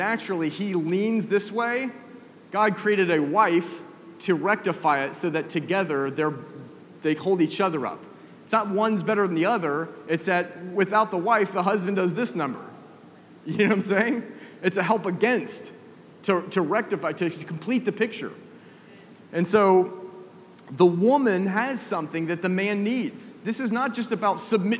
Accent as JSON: {"language": "English", "town": "Atlanta", "region": "Georgia", "country": "United States", "said": "I'm a kid from Atlanta"}